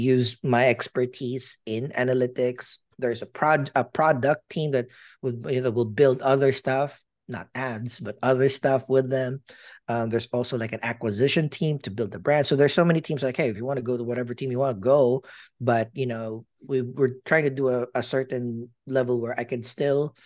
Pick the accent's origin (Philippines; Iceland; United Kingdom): Philippines; moved away; I'm a Filipino